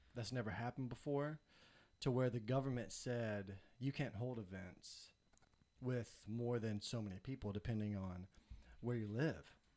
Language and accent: English; Nashville, Tennessee, United States; moved away as an adult; now in Columbia, United States; I am from Nashville, Tennessee. Me and my wife are. We moved to Columbia, South Carolina in two thousand nine.